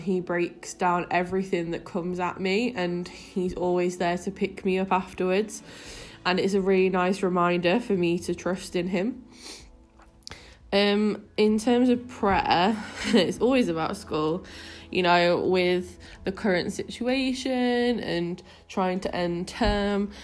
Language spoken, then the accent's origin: English; Manchester, North West England, United Kingdom; also born or lived in Leicester; I'm actually from Manchester, but uh, I moved to Leicester when I was 18 and then lived there for seven years